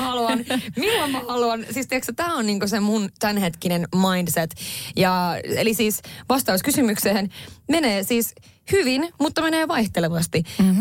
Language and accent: Finnish; northern Finland, Finland; olen kotoisin pohjoisesta